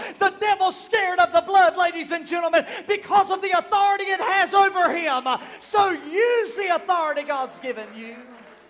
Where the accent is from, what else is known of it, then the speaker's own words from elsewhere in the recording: United States; I was born in Chesterfield County, April the 18th in the year 1983